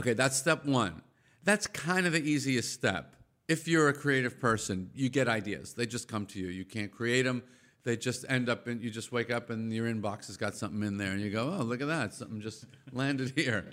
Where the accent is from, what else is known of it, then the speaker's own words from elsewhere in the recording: Massapequa, New York, United States; also born or lived in Brooklyn, New York; when I was one, my parents moved us out of Brooklyn to the suburbs of Long Island, Nassau County, Massapequa